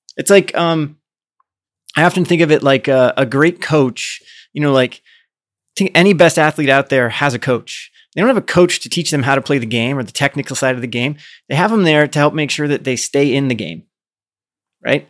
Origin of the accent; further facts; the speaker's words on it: Midwest, United States; I grew up in the Midwest, so I grew up in a place where, like, Democrats not dare run when I was growing up as a kid